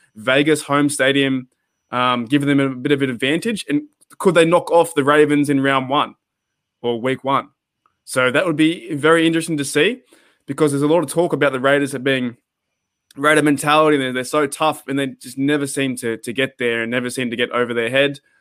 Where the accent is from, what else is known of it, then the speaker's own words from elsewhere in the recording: Australia; me growing up in Australia